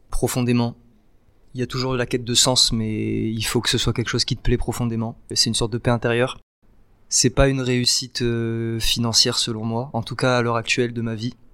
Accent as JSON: {"language": "French", "town": "Nice", "region": "Provence-Alpes-Côte d'Azur", "country": "France", "tie": "born or raised there", "said": "Ouais, j'ai grandi à la Nice. Côte d'Azur."}